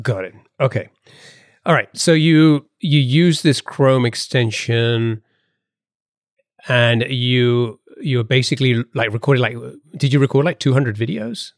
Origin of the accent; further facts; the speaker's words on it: United Kingdom; accent: British; moved away; my British accent is still can't shake it off completely